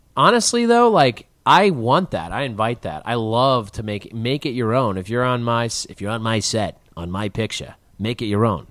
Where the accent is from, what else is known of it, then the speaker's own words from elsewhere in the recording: Chicago, Illinois, United States; as a Chicagoan